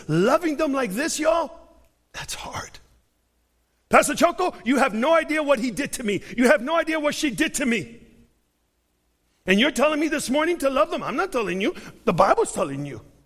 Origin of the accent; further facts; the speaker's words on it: Chicago, Illinois, United States; I'm from Chicago.